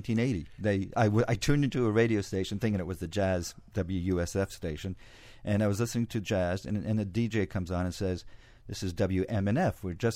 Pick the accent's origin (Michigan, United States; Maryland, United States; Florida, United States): Florida, United States; Surfside; I grew up in Surfside, and it was so boring.